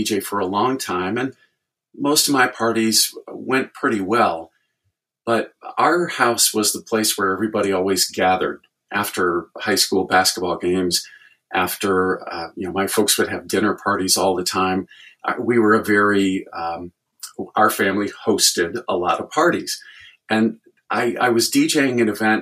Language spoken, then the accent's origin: English; Chicago, Illinois, United States; moved away as an adult; now in Indianapolis, United States; I was actually born and raised in Chicago. My dad worked right downtown in the big city, but we grew up in the suburbs